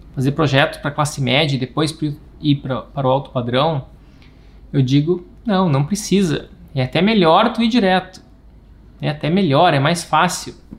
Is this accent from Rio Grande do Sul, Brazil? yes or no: yes; Rio Grande do Sul, Brazil; Não sei se tem algum gaúcho por aqui, eu sou o único